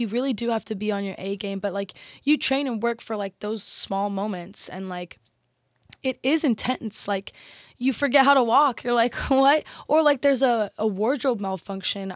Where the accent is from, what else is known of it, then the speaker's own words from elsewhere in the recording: Texas, United States; I'm Texan